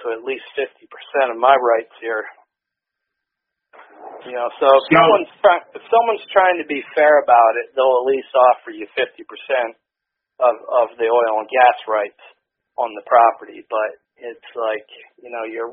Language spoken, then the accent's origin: English; Williamsport, Pennsylvania, United States; I grew up not far from here. You know, I was a Williamsport native most of my life